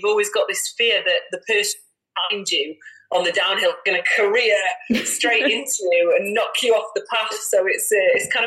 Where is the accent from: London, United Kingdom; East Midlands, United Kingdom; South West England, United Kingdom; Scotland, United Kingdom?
East Midlands, United Kingdom; Derbyshire; now in Sheffield, United Kingdom; I'm based in Sheffield. I grew up in Derbyshire